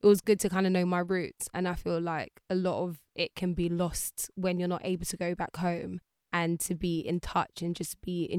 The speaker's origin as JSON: {"language": "English", "region": "London", "country": "United Kingdom", "tie": "born there", "also_born_or_lived": "Jamaica", "said": "No, I was born over here. So I was born in London. And then my mom shipped me and my brothers off one point in our lives. I think maybe around 7."}